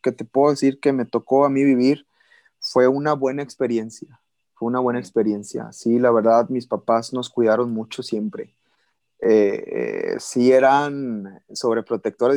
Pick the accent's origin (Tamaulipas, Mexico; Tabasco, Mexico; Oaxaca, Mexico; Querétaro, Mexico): Tamaulipas, Mexico; Valle Hermoso; also born or lived in Monterrey, Nuevo León / Ciudad Mante, Tamaulipas / Reynosa, Tamaulipas / Brownsville, Texas; yo me crié toda mi infancia en Tamaulipas